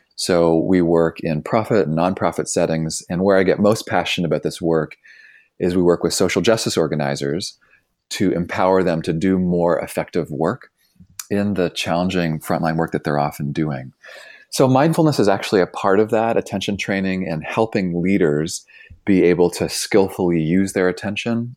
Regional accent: Toronto, Ontario, Canada; moved away as an adult; now in Bay Area, United States; I grew up in Toronto.

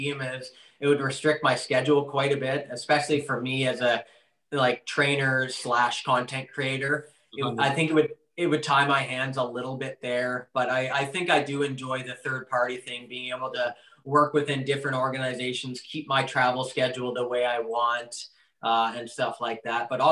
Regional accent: Canada; I grew up watching a lot as a Canadian

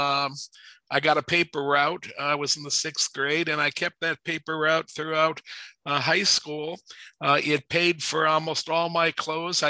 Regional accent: Warrensville Heights, Ohio, United States; I was raised in Warrensville Heights, Ohio, which is a suburb of Cleveland, Ohio.

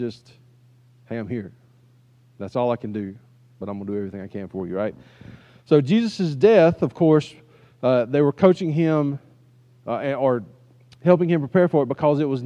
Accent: United States; as an American

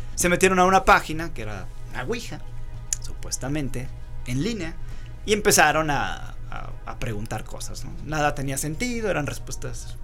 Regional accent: Rioverde, San Luis Potosí, Mexico; ahí en San Luis, de donde yo soy, cuando estudiábamos la universidad, éramos estudiantes foráneos, porque veníamos de Río Verde, un pueblito a dos horas de San Luis

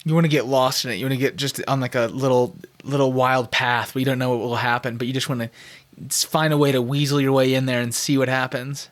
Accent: Scottsdale, Arizona, United States; I was born and raised in Scottsdale

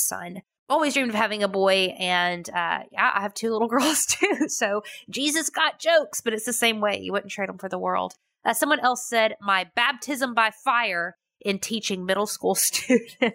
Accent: United States; I'm American.

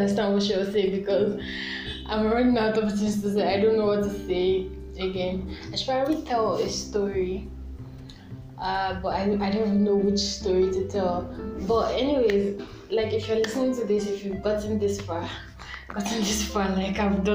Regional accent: Nigeria; I'm a Nigerian teen

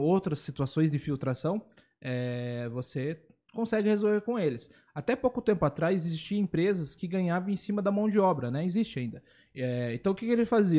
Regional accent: Itapetininga, São Paulo, Brazil; moved away; Eu vim de Itapetininga também

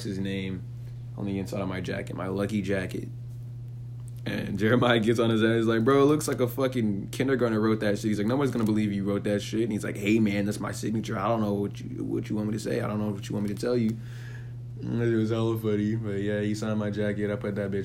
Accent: San Jose, California, United States; moved away as an adult; also born or lived in Hollywood, Los Angeles; I'm from San Jose, California

